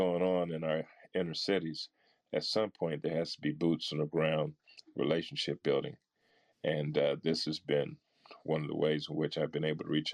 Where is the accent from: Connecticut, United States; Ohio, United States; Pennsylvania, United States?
Ohio, United States; Akron; growing up in Akron, Ohio.